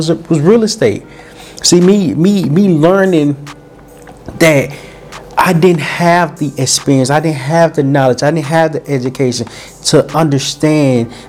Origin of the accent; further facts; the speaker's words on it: Little Rock, Arkansas, United States; moved away; also born or lived in California; I'm from Little Rock, Arkansas. I'm from a small town called Little Rock, Arkansas